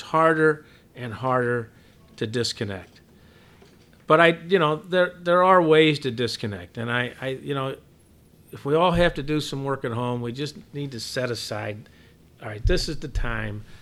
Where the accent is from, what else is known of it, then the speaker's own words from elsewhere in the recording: Southern Illinois, United States; moved away as an adult; also born or lived in Chicago; growing up in Southern Illinois